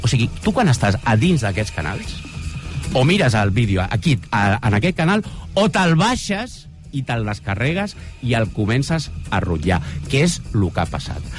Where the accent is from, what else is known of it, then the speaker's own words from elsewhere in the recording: Baix Llobregat, Catalonia, Spain; jo, que soc del Baix Llobregat